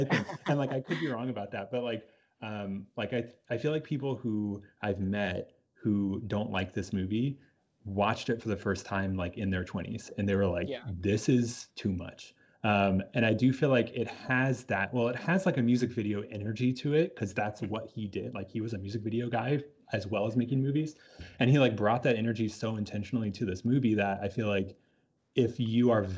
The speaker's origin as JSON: {"language": "English", "country": "Australia", "said": "I was in a movie called Australia and I'm Australian"}